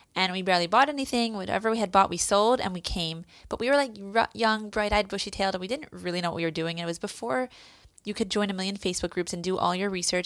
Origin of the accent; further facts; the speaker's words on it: Philadelphia, Pennsylvania, United States; moved away as an adult; now in Israel; I went to Salman Shechter growing up in Philadelphia